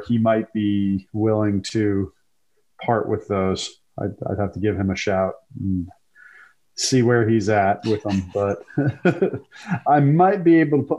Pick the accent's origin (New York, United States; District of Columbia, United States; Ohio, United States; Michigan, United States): New York, United States; New York City; I grew up in Brooklyn, man.